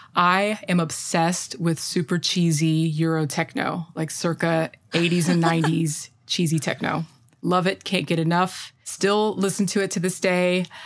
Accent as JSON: {"language": "English", "region": "Indiana", "country": "United States", "tie": "born or raised there", "said": "I was just a kid growing up in Central Indiana."}